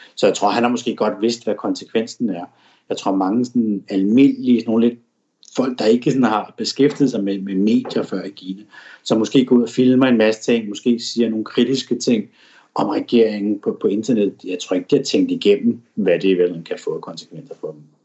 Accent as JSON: {"language": "Danish", "country": "Denmark", "moved": "as an adult", "lives_now": "Shanghai, China", "said": "mine venner og familie og kollegaer og hjemme i Danmark"}